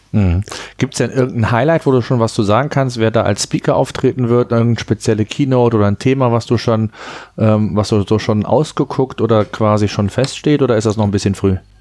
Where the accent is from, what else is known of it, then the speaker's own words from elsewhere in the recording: Germany; bei uns in Deutschland